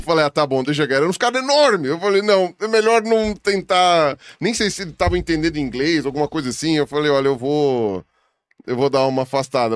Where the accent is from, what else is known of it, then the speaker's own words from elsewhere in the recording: Brazil; also born or lived in Patagonia, Argentina; eu sou brasileiro